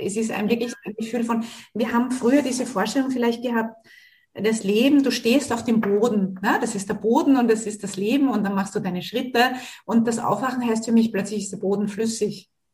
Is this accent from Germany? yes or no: no; Australia; Ich bin ja in Australien geboren